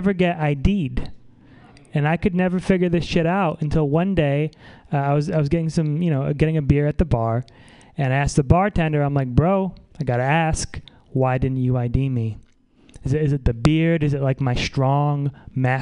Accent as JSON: {"language": "English", "town": "Saratoga Springs", "region": "New York", "country": "United States", "moved": "yes", "lives_now": "San Francisco, United States", "said": "I'm from upstate New York, though. It's not real New York"}